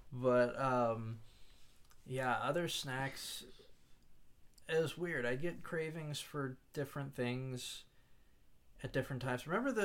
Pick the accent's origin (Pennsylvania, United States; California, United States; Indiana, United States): Pennsylvania, United States; Hanover; growing up in Hanover